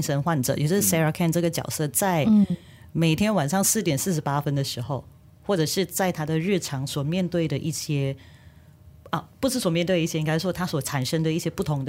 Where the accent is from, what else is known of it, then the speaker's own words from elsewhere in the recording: Malaysia; 我们马来西亚人